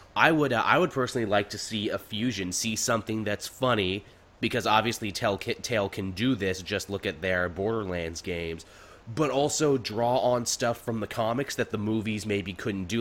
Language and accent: English; Canada; as a Canadian